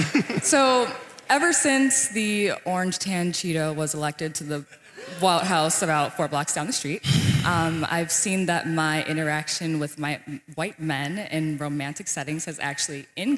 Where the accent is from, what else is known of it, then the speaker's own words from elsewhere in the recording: Detroit, Michigan, United States; now in Washington, D.C., United States; I'm from Detroit, Michigan